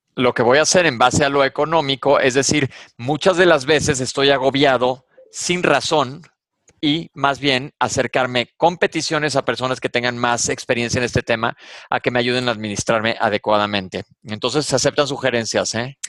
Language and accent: Spanish; Mexico; soy de México